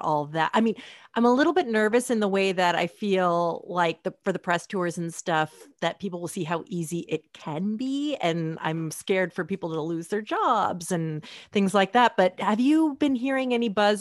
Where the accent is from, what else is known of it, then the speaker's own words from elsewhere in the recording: Portland, Oregon, United States; moved away; I'm from Portland